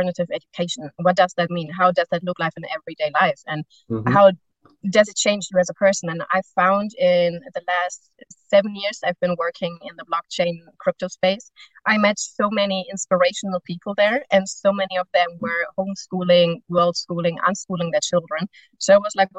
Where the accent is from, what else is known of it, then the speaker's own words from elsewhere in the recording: Germany; now in Spain; I'm from Germany, I live in Spain